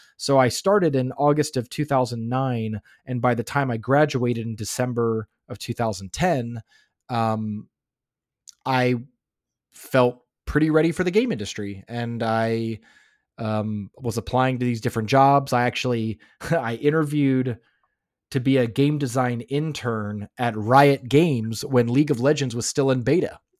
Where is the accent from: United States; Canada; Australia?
United States; Florida; also born or lived in Los Angeles, California; now in Finland; I grew up in Florida